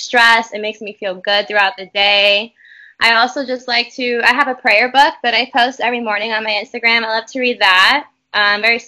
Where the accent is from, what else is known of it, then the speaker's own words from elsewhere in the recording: New York, United States; I'm from New York.